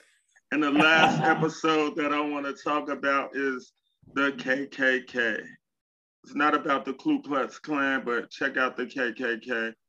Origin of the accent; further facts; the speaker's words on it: Chicago, Illinois, United States; Well, I'm from Chicago. All of the stories that you hear about Chicago, like the negativity, it's negative stuff everywhere, but it's not bad as people make it out.